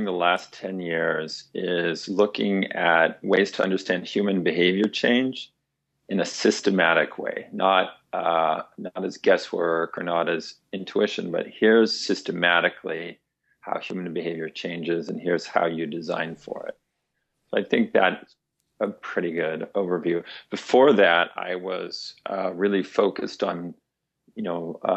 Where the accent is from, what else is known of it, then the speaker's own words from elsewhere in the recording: Fresno, California, United States; I was growing up in Fresno, California